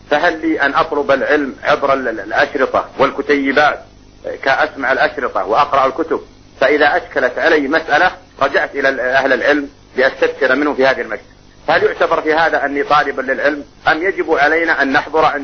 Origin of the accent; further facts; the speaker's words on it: Abqaiq, Eastern Province, Saudi Arabia; أننا من المملكة العربية السعودية من المنطقة الشرقية من إبقيق الأخص